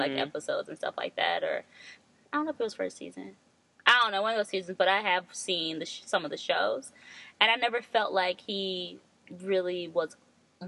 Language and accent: English; the Bay Area, California, United States; growing up in the Bay